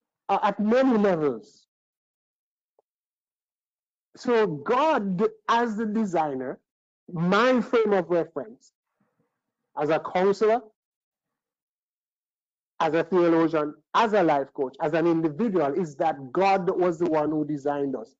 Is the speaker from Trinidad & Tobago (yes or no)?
yes; Trinidad & Tobago; I was born in Trinidad